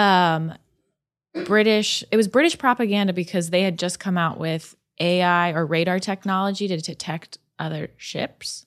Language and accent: English; California, United States; I grew up in California